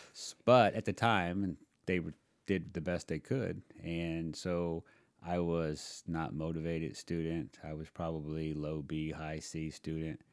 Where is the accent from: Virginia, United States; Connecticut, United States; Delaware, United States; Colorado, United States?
Virginia, United States; Virginia Beach; I grew up on Virginia Beach